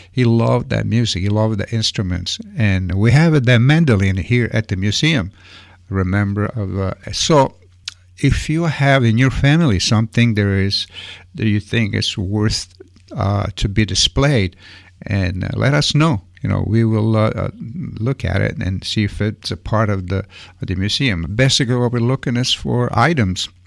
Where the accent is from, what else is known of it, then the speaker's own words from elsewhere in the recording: Italy; moved away; I mean, I remember when I came from Italy, every weekend it was three, four different dances.